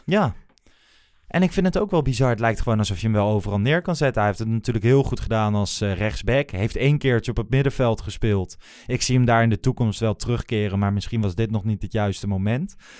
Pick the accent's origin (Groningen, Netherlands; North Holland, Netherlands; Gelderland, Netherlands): Gelderland, Netherlands; Achterhoek; moved away; uit de regio waar ik vandaan kom